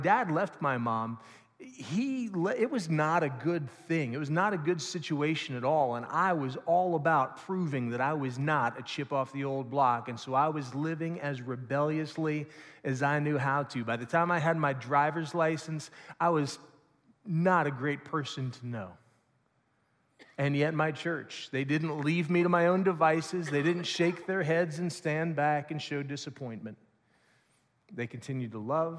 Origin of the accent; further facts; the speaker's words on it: Lawrenceburg, Indiana, United States; I grew up in the Bright Christian Church just over in Lawrenceburg, Indiana